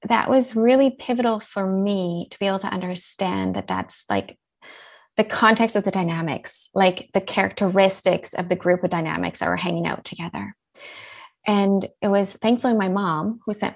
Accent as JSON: {"language": "English", "town": "Winnipeg", "region": "Manitoba", "country": "Canada", "tie": "born or raised there", "moved": "as an adult", "lives_now": "Switzerland", "said": "I'm a Canadian. I grew up in the gorgeous prairies of Canada in Winnipeg, Manitoba"}